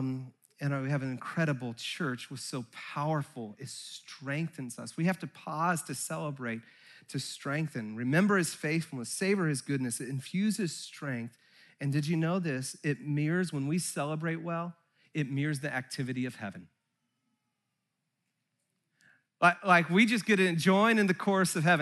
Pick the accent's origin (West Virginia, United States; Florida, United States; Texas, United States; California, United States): California, United States; Santa Cruz; I grew up in Santa Cruz